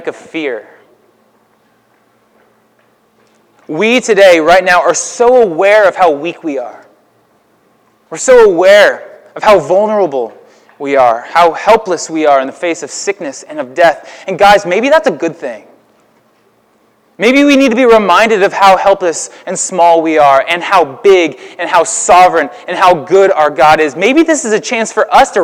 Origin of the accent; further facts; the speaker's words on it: Houston, Texas, United States; now in Alton, United States; We in Houston